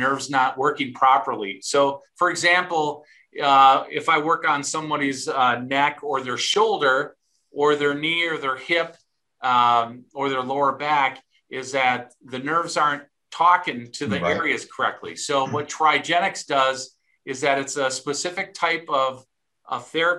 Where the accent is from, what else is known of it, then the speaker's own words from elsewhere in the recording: Milwaukee, Wisconsin, United States; moved away as an adult; also born or lived in Dallas, Texas / Colorado; now in Stillwater, United States; I actually was born in Milwaukee. So mm-hmm. I'm a cheesehead from Wisconsin